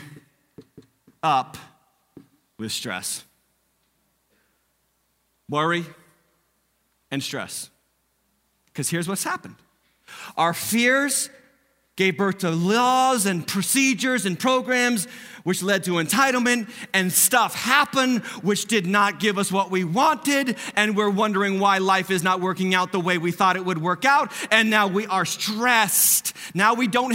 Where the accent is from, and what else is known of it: United States